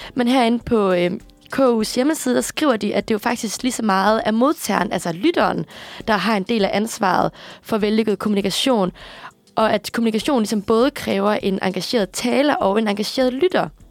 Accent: Aarhus, Central Denmark Region, Denmark; accent: Jutlandic; moved away as an adult; now in Copenhagen, Denmark; er født og vokset op i Aarhus

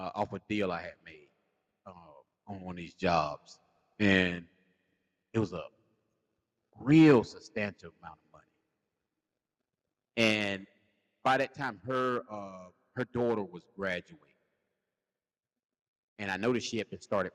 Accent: South Carolina, United States; I'm from South Carolina

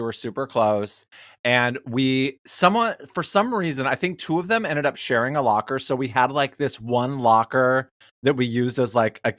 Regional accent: Detroit, Michigan, United States; I'm from Detroit.

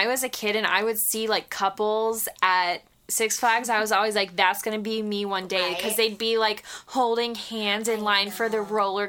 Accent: Dallas-Fort Worth, Texas, United States; born or raised there

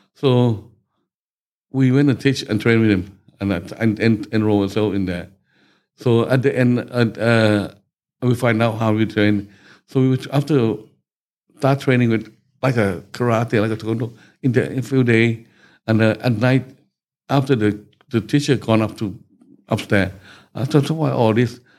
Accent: Bangkok, Thailand; English is a second language; moved away as an adult; now in England; I was born in Bangkok

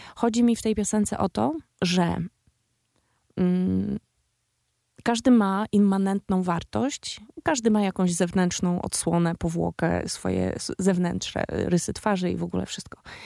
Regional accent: Białystok / Łomża, Podlaskie Voivodeship, Poland; Ja sama jestem z, z Białego Stoku via Łomża, albo z Łomży via Białystok. Jestem z mniejszego miasta

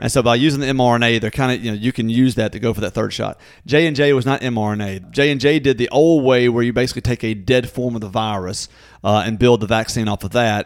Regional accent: Natchez, Mississippi, United States; born or raised there

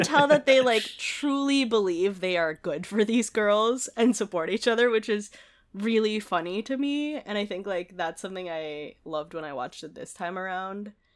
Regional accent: Manila, Metro Manila, Philippines; moved away; I grew up in Manila

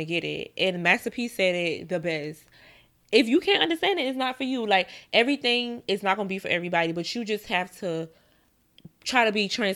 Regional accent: the South, United States; now in New York, United States; I'm from the South

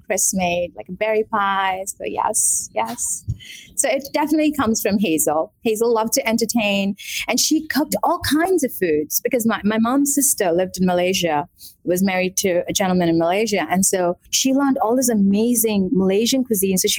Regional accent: Kerala, India; also born or lived in Mumbai / Gujarat; now in Atlanta, United States; So I was born in Kerala, India, the southern tip of India. I was raised between Kerala, Mumbai, and a state called Gujarat. A lot of it was in Kerala

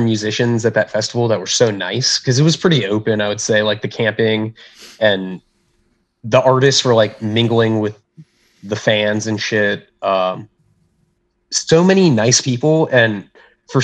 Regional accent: South Florida, United States; also born or lived in Pensacola, Florida / Orlando, Florida; I'm from South Florida originally, and I lived in Pensacola and then Orlando.

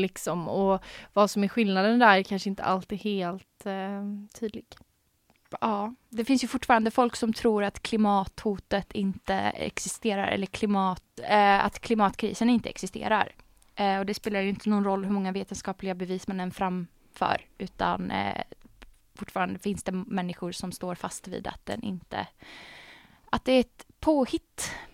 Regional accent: Arvika, Värmland, Sweden; jag är ju uppväxt i Värmland, i Arvika

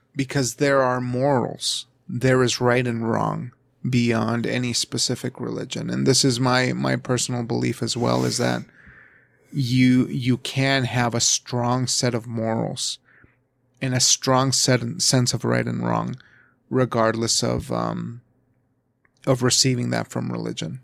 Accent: United States; where I come from as an American

